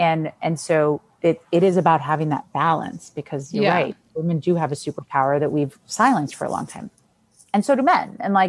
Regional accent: Argentina; I never led with, I'm from Argentina, I'm a Latina, like whatever.

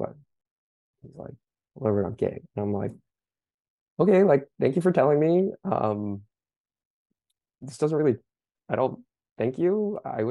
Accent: Southern California, United States; moved away as an adult; also born or lived in East Coast; I grew up in the States on the West Coast in California

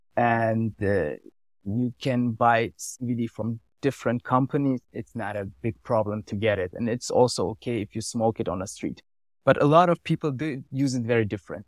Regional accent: Germany; English is a second language; moved away as an adult; now in Switzerland; I grew up in Germany, now I live for three or four years here

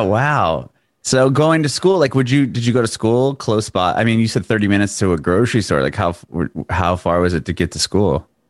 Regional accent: San Diego, California, United States; also born or lived in Tennessee; now in Nashville area, United States; I grew up in Penasquitos

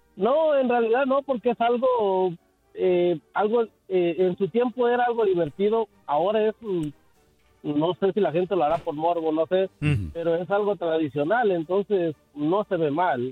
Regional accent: Jalisco, Mexico; soy del estado de Jalisco

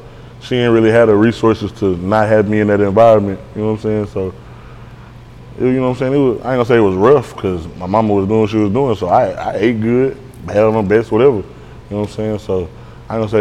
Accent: Dallas, Texas, United States; I'm from Pleasant Grove

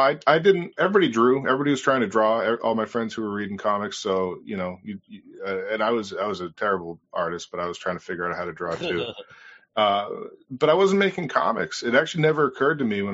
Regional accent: North Shore, north of Boston, Massachusetts, United States; I've lived north of Boston in the North Shore area. Been here most of my life

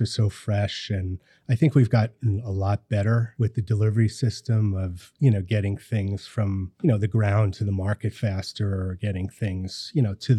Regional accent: Hawthorne, New York, United States; also born or lived in Yonkers; So I grew up in Westchester County. I was born in Yonkers. I grew up in Hawthorne, Mount Pleasant area.

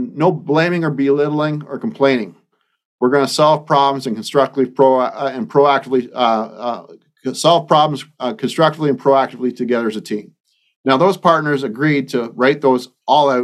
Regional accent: Bobcaygeon, Ontario, Canada; now in Iowa, United States; I live 1,000 miles away from my hometown of Bob Cage in Ontario, Canada. I live in Iowa now

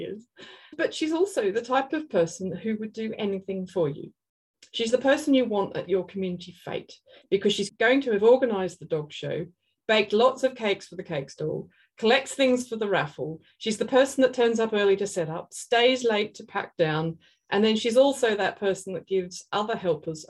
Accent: Australia; I'm an Australian artist

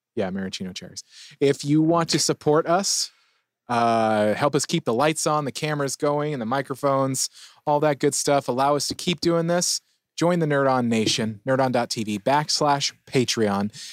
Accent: San Diego, California, United States; I'm a San Diegan. I grew up in San Diego

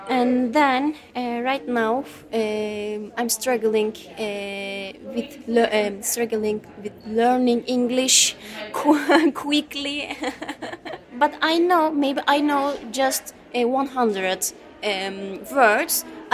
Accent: Turkey; English is a second language; moved away as an adult; also born or lived in Izmir; now in London, United Kingdom; I'm from Turkey. I have been living here just five and a half months. And I'm an asylum seeker right now. I'm 29

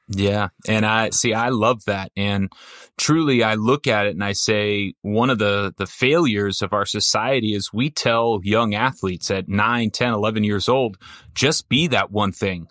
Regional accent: Orange County, California, United States; I grew up in Orange County

